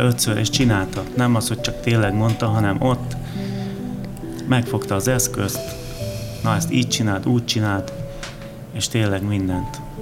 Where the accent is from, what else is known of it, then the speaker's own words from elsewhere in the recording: Odorheiu Secuiesc, Harghita County, Romania; now in Hungary; én Erdélyből származom